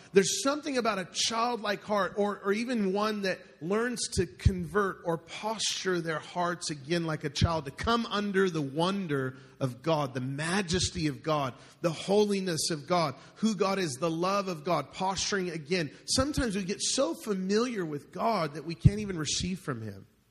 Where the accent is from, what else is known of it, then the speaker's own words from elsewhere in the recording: United States; as Western Christians, especially as American Christians